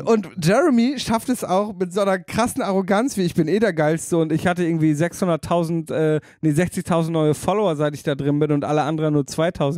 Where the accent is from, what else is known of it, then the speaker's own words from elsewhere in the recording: Damme, Lower Saxony, Germany; in Damme, meiner Heimatstadt